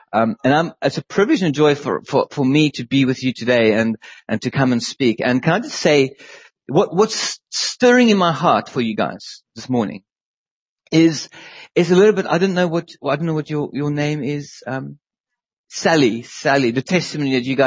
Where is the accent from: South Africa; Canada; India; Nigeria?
South Africa; moved away as an adult; now in England, United Kingdom; Leanne grew up in South Africa. And so did